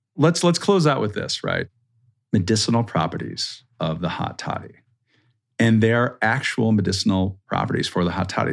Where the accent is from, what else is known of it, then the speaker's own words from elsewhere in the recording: Minnesota, United States; I'm from Minnesota, right? It's cold, like, until, like, May